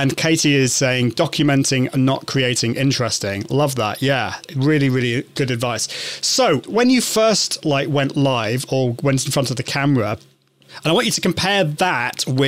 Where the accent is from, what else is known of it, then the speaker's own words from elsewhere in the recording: United Kingdom; accent: British; I'm from the UK. Can you understand my British accent?